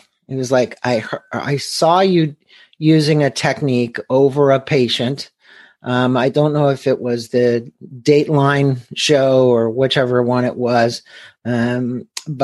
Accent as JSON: {"language": "English", "town": "St. Louis", "region": "Missouri", "country": "United States", "tie": "born there", "said": "my home country. I was born in St. Louis."}